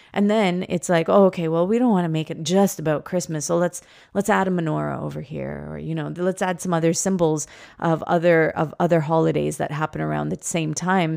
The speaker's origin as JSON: {"language": "English", "town": "Toronto", "region": "Ontario", "country": "Canada", "tie": "born or raised there", "said": "we were born and raised here in Toronto"}